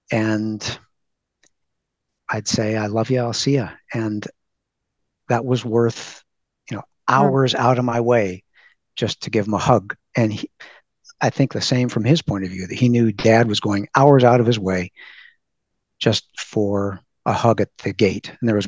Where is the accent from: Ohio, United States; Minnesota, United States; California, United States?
California, United States; we're from California